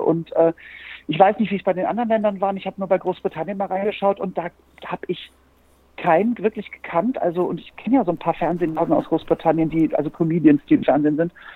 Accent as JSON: {"language": "German", "town": "Norderstedt", "region": "Schleswig-Holstein", "country": "Germany", "tie": "born or raised there", "said": "bei uns in Norderstedt bei Hamburg"}